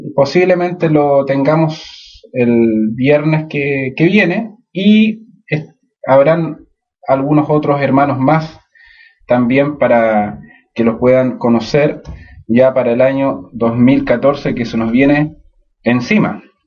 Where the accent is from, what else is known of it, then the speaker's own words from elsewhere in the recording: Chile; nosotros como chilenos